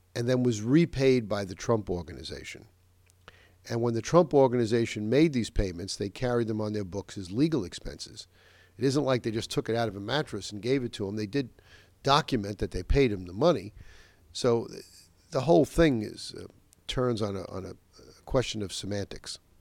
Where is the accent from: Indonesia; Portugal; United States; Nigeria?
United States; Westchester, New York; my hometown here in Nova Westchester